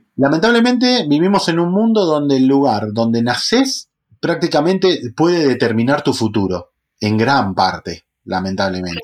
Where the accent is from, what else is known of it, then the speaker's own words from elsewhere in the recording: La Matanza, Buenos Aires Province, Argentina; criado en, un barrio de La Matanza, con urbano bonaerense argentino